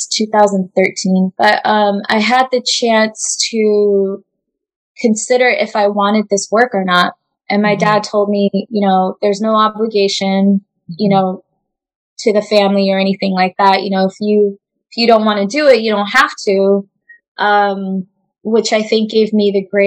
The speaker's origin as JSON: {"language": "English", "area": "Orange County", "region": "California", "country": "United States", "tie": "born or raised there", "also_born_or_lived": "refugee camp (birthplace)", "said": "he was able to acquire a job in Orange County. So that's where I grew up."}